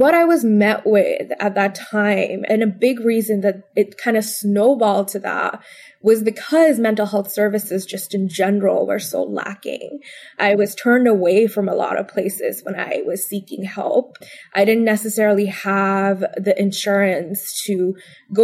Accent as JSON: {"language": "English", "town": "Bangalore", "region": "Karnataka", "country": "India", "tie": "born or raised there", "moved": "as an adult", "lives_now": "Washington, D.C., United States", "said": "I grew up predominantly in Bangalore, and then moving here to Washington, D.C. was a completely new time for me"}